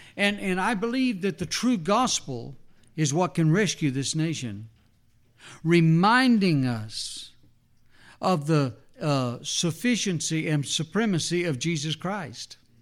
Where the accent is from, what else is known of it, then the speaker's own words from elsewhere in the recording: New Mexico, United States; as a little boy growing up in New Mexico